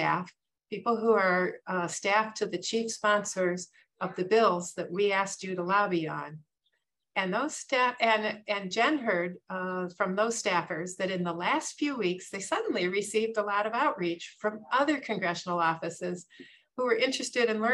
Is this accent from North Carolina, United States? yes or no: no; near Highland Park, Illinois, United States; the Highland Park shootings that were near my hometown